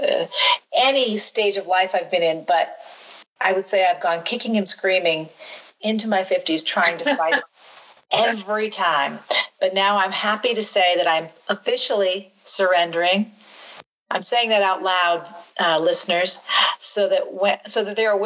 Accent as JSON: {"language": "English", "town": "Quincy", "region": "Illinois", "country": "United States", "tie": "born or raised there", "said": "you and I and our brother growing up in Quincy, Illinois"}